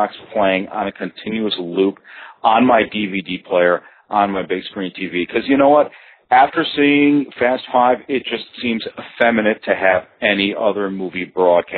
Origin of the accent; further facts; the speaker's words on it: Midwest, United States; now in Thailand; the way I was brought up in the Midwest, that's what men